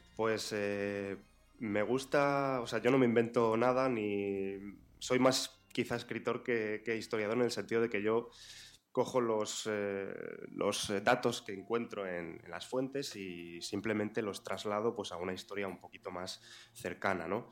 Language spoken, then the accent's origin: Spanish; Zamora, Castile and León, Spain; soy de Zamora, como Alfonso IX, precisamente, zamorano